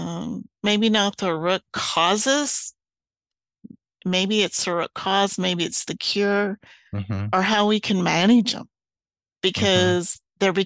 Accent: Kearney, Nebraska, United States; now in Arizona, United States; I grew up in the Midwest in Kearney, Nebraska

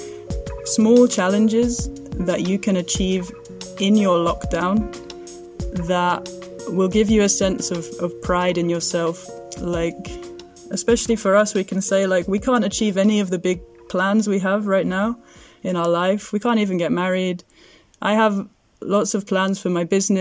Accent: England, United Kingdom; moved away as an adult; now in Greece; we are an English and Syrian couple

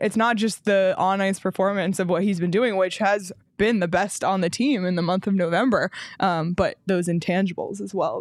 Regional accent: Toronto, Ontario, Canada; now in Arizona, United States; my hometown team, the Raptors

